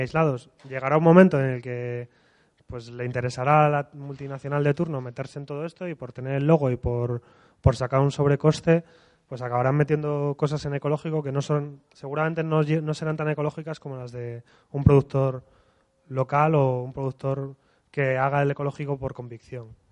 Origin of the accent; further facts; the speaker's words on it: Asturias, Spain; cuando estamos en Madrid, venimos de Asturias